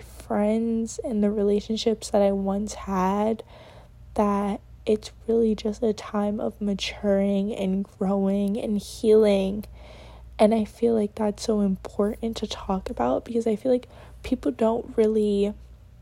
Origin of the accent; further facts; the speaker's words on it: New York, United States; moved away as an adult; now in Connecticut, United States; I'm from New York, but I do go to school in Connecticut, and I'm out of state